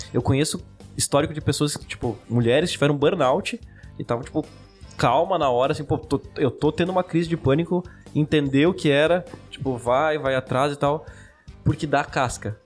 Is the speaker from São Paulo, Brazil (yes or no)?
no; Chapecó, Santa Catarina, Brazil; Nós somos de Chapecó. A gente é uma cidade interior